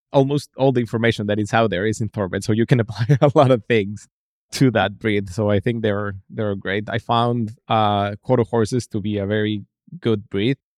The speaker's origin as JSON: {"language": "English", "region": "Mexico City", "country": "Mexico", "moved": "yes", "said": "I'm from Mexico City, so my dad is also a veterinarian"}